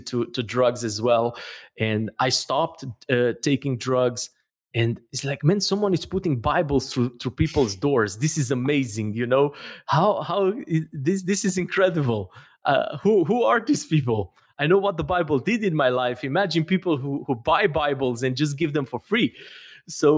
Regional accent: Romania; moved away as an adult; I'm from Romania

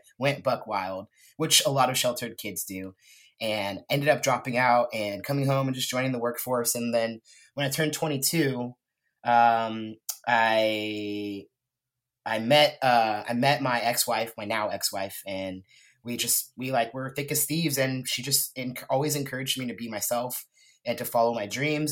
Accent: Lompoc, California, United States; moved away as an adult; also born or lived in Texas; now in Portland, United States; I grew up in Santa Barbara, California, Central Coast, actually in this little town called Lompoc.

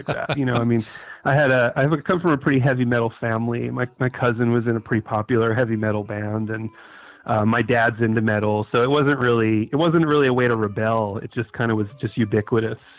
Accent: New York City, New York, United States; also born or lived in Brooklyn; I'm a New York native. I was born in Brooklyn and raised on Staten Island

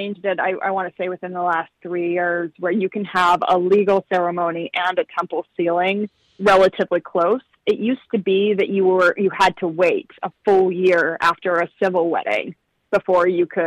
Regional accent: Utah, United States; growing up in Utah

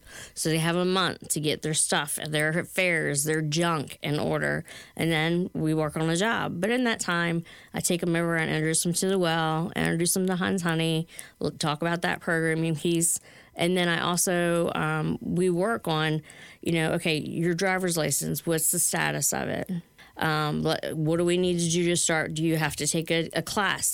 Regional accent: Baltimore, Maryland, United States; I grew up in Curtis Bay as a child

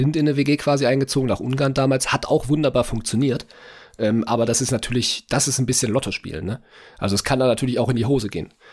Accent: Hamburg, Germany; ja, natürlich, ich bin Hamburger.

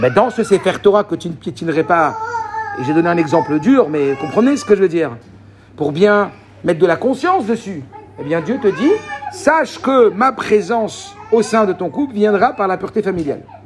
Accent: Morocco; je suis marocain

